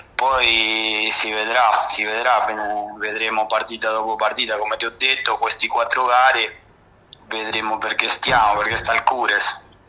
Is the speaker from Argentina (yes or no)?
yes; Buenos Aires, Argentina; Italian is a second language; moved away as an adult; also born or lived in Avezzano / Bari / Sardinia; now in Rome, Italy; io sono nato a Buenos Aires, Argentina, al quartiere della Boca, proprio a 300 metri dalla Pomponera